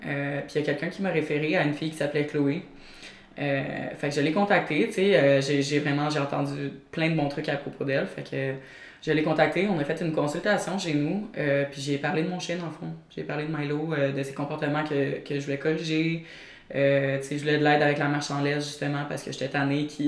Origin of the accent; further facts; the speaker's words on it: near Montreal, Quebec, Canada; also born or lived in Eastern Townships, Quebec; j'ai grandi sur une ferme dans les cantons de l'Est. Euh, j'ai toujours été entourée par des animaux, j'ai toujours euh, adoré les chiens surtout. Puis dans le fond, vers l'âge de 8 ans, euh, on a quitté la ferme, on a déménagé plus près de Montréal